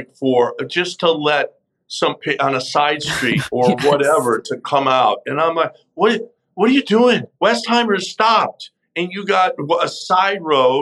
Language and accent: English; Chicago, Illinois, United States; now in Houston, United States; We grew up in Chicago